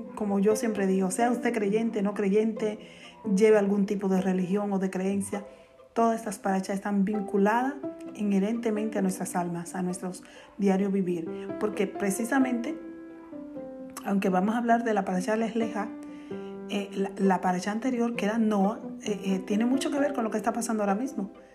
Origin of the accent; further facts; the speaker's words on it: Dominican Republic; decimos cotidianamente los dominicanos